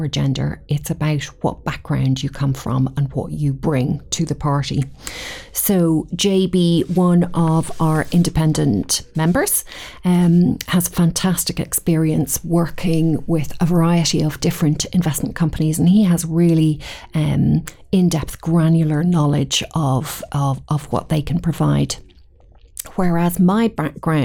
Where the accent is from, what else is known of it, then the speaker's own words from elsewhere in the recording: Dublin, Leinster, Ireland; accent: Irish; moved away as an adult; now in Edinburgh, United Kingdom; I'm Irish, born and bred in Dublin.